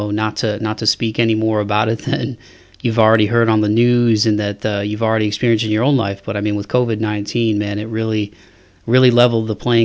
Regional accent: Toledo, Ohio, United States; now in Nashville, United States; my hometown in Toledo, Ohio

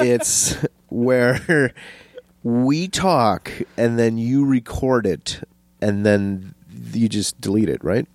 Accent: Menomonie, Wisconsin, United States; moved away; also born or lived in Minnesota; it's my hometown

